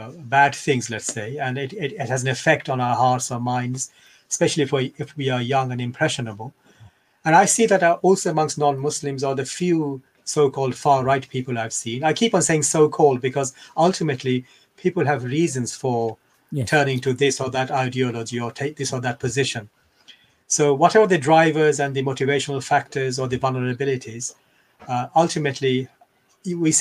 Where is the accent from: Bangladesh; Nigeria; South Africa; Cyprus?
Bangladesh; now in England; I was born in Bangladesh